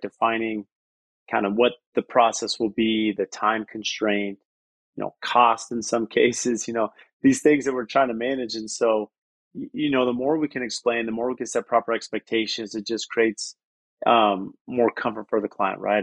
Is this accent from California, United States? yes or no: yes; San Diego, California, United States; moved away as an adult; now in Phoenix, United States; I grew up in San Diego